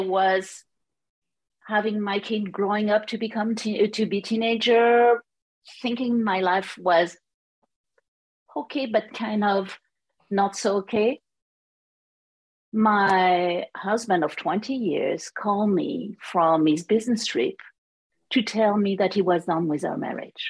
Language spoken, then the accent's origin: English; France; accent: French; English is a second language; moved away as an adult; now in United States; As you can hear, my accent is French. But I moved to United States in 1996